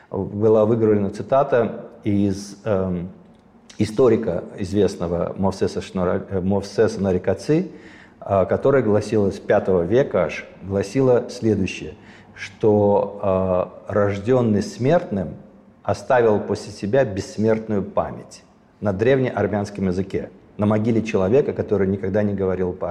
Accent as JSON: {"language": "Russian", "country": "Armenia", "said": "Мне кажется, это гораздо важнее и сильнее, чем если бы я как армянин занимался пропагандой армянского балета"}